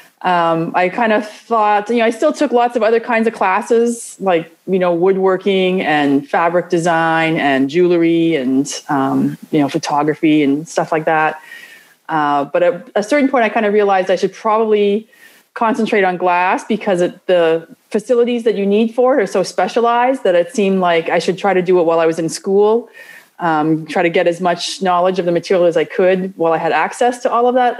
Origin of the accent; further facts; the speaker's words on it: Toronto, Ontario, Canada; moved away as an adult; now in San Bernardino, United States; I grew up in Toronto in Canada, so quite a distance from here.